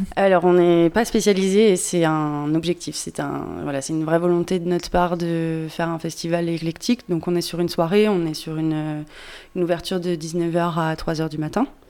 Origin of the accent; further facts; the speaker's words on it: Pilat, Auvergne-Rhône-Alpes, France; moved away as an adult; je suis originaire du Pilat